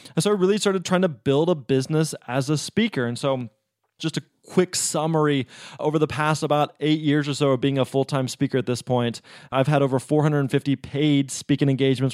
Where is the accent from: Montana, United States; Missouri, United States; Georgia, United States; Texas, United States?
Missouri, United States; I was actually born and raised in Missouri, lived there my entire life